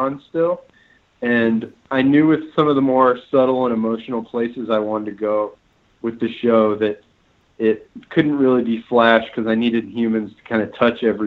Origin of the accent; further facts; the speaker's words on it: Phoenix, Arizona, United States; now in Los Angeles, United States; I'm from Phoenix, and I've only lived in Phoenix and Los Angeles, so I'm very Southwestern.